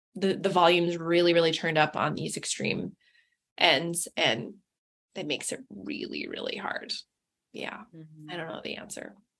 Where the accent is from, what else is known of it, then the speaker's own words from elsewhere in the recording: Seattle, Washington, United States; moved away as an adult; So I'm from Seattle originally.